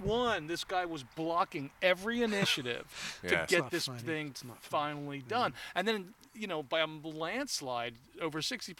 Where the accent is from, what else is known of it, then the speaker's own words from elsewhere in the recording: New Jersey, United States; from somebody growing up in Jersey